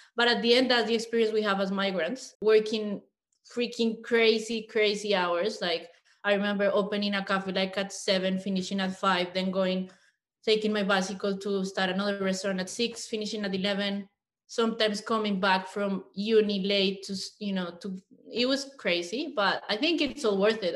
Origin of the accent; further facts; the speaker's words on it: Colombia; English is a second language; moved away as an adult; also born or lived in Mexico City, Mexico; now in Australia; I am a Colombian woman. I was actually born in Mexico, but I grew up in Colombia.